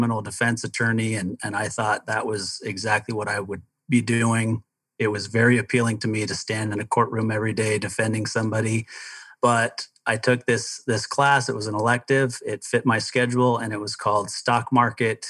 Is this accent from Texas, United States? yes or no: no; Provo, Utah, United States; also born or lived in Denver, Colorado; I grew up in Provo, Utah, most of my youth